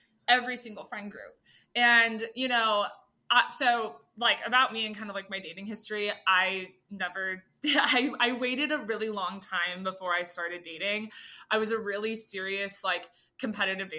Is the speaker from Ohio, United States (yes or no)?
no; Austin, Texas, United States; I'm from Austin. So, a lot of like, you know, my like long-term friends, like, you know, we're all still like here in the city, and it's like all of my like closest friends from high school